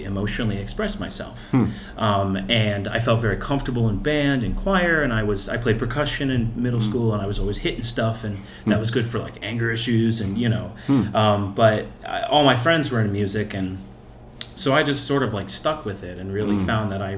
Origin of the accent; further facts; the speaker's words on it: Cleveland, Ohio, United States; I was born in Cleveland, Fairview Park Hospital